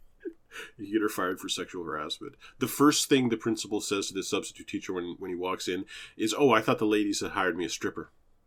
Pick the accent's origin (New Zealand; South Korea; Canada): Canada; As a Canadian, I think I'm excused.